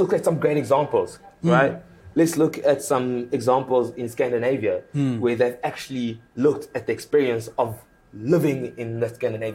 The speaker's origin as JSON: {"language": "English", "town": "Pretoria", "region": "Gauteng", "country": "South Africa", "tie": "born or raised there", "also_born_or_lived": "Democratic Republic of the Congo / Belgium", "second_language": "English", "said": "coming to South Africa, grew up in Pretoria, primary school, high school"}